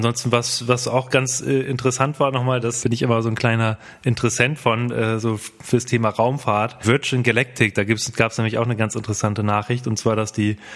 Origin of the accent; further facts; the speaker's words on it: Bremen, Germany; Oh, und gerade als Bremer ist das ja nochmal ganz interessant.